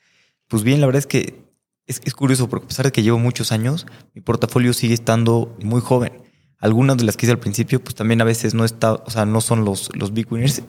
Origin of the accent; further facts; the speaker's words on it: Mexico; como mexicanos